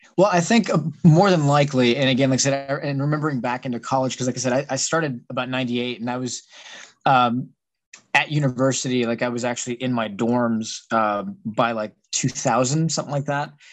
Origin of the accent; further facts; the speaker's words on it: San Antonio, Texas, United States; moved away as an adult; now in Pittsburgh, United States; I was originally from San Antonio, Texas.